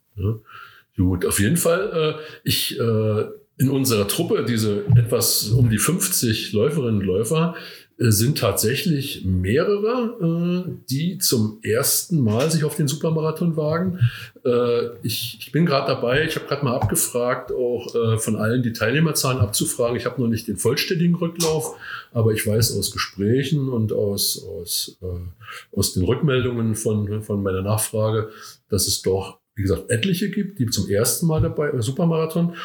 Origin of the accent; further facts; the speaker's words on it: Rügen, Mecklenburg-Vorpommern, Germany; moved away as an adult; also born or lived in Brandenburg; now in Eisenach, Germany; ich komme von der Insel Rügen eigentlich, tatsächlich